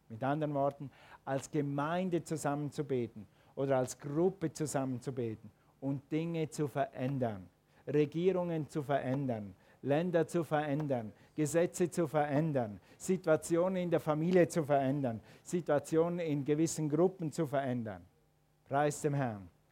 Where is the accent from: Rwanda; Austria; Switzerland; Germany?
Switzerland; als Schweizer